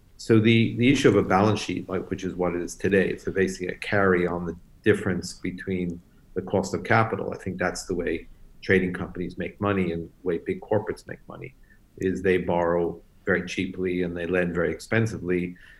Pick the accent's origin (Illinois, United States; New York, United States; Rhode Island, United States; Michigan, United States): New York, United States; moved away as an adult; also born or lived in Zug, Switzerland / United Kingdom; I'm originally from New York